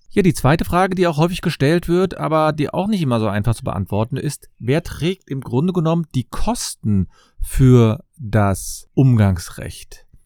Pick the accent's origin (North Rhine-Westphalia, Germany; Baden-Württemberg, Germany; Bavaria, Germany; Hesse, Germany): North Rhine-Westphalia, Germany; Cologne